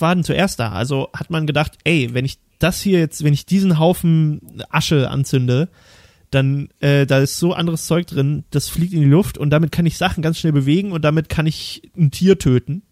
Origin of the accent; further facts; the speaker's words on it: Thuringia, Germany; ich komme aus Thüringen, da gibt es viele Nazis